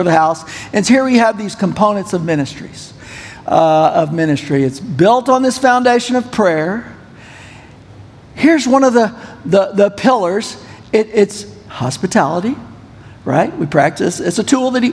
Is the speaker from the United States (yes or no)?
yes; United States; also born or lived in Pakistan; I'm an American